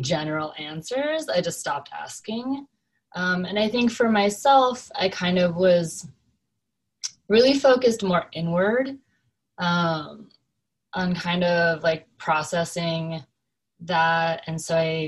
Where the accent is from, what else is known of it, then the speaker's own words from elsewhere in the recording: Oregon, Southern California, United States; also born or lived in South Korea; So I grew up in Southern California, and then my mom got remarried and we moved to Oregon. So I was there for middle school and high school.